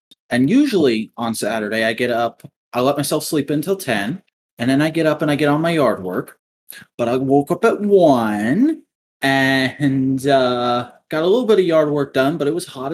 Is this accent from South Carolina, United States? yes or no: yes; South Carolina, United States